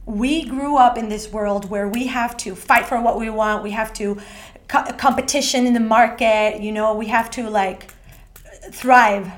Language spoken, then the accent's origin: English; Ecuador; moved away as an adult; also born or lived in Australia; now in Sweden; I was born and raised in Ecuador by a, uh, my family who comes from Argentina